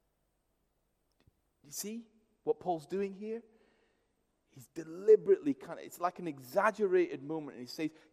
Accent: India; moved away; I grew up in India, which is a Hindu culture in many ways

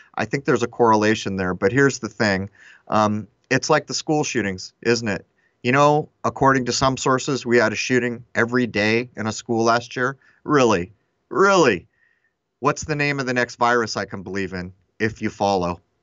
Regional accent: Southern California, United States; I grew up in Southern California

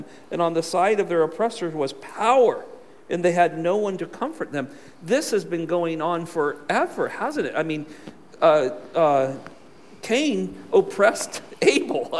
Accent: California, United States; moved away; I'm from California

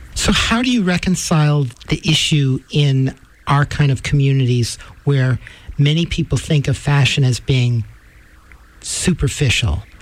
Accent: New York City, New York, United States; I'm from Manhattan

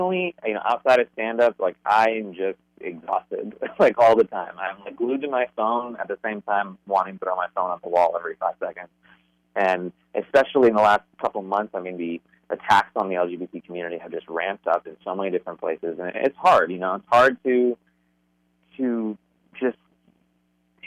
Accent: Phoenix, Arizona, United States; also born or lived in Dallas; now in Los Angeles, United States; I grew up in Arizona, in like conservative Arizona

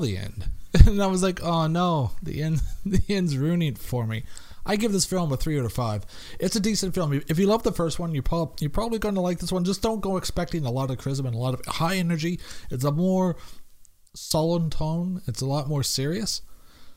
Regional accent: Canada; I'm Canadian

